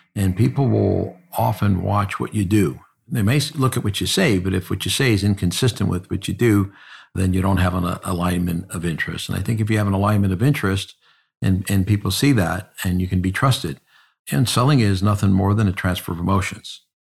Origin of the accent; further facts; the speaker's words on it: South Euclid, Ohio, United States; also born or lived in Collinwood, Cleveland; I was born in the inner city, uh, in a neighborhood called Collinwood. And I moved out as a little baby and moved to South Euclid. And then I grew up in South Euclid.